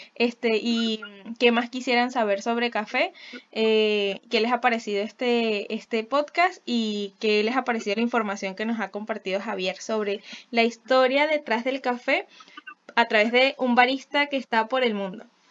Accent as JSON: {"language": "Spanish", "country": "Venezuela", "said": "nosotros sí tenemos una responsabilidad de ser como la mejor versión de nuestra venezolanidad"}